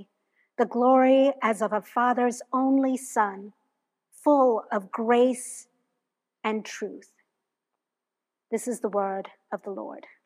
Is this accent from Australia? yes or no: no; Hong Kong; moved away as an adult; now in United States; I'm originally from Hong Kong. That's where I was born.